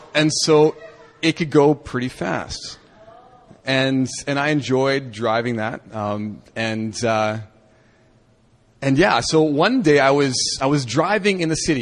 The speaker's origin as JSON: {"language": "English", "country": "Canada", "tie": "born or raised there", "moved": "yes", "said": "when I was growing up in Canada"}